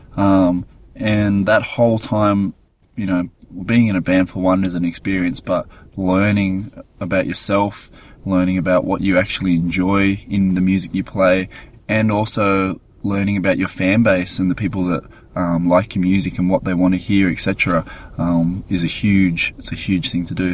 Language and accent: English; Gold Coast, Queensland, Australia; We're from the Gold Coast